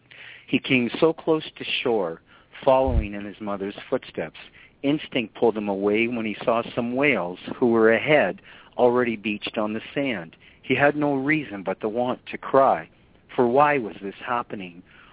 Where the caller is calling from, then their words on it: Canada; I'm calling you from Canada, sir.